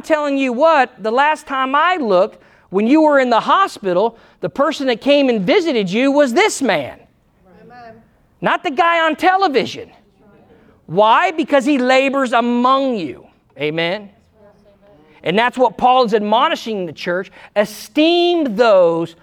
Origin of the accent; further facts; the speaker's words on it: United States; I'm Christian first. I'm American second